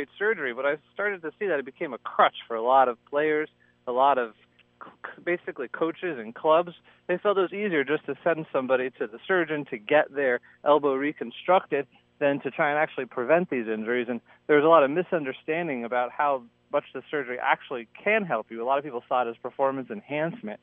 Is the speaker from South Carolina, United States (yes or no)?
no; Florida, United States; moved away as an adult; now in Minnesota, United States; growing up in Florida